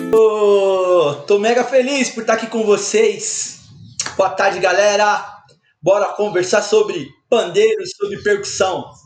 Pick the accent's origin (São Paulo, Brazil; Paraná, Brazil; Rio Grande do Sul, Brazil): São Paulo, Brazil; eu sou de São Paulo, sou paulistano